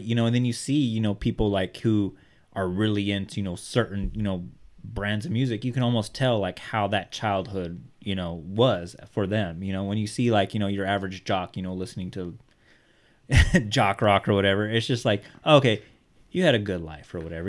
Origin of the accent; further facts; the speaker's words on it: Bakersfield, California, United States; Art and I both grew up in the hood. We grew up in East Bakersfield.